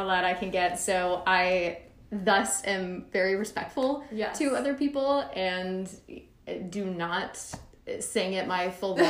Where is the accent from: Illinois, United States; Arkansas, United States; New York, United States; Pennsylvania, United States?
Arkansas, United States; Little Rock; now in Nashville, United States; So originally from Little Rock, Arkansas. So I moved to Austin first, actually.